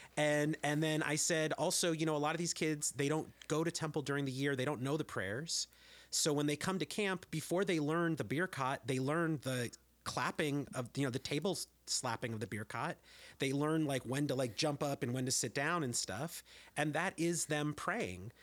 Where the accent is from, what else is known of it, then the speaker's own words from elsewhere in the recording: San Jose, California, United States; now in Berkeley, United States; I grew up in San Jose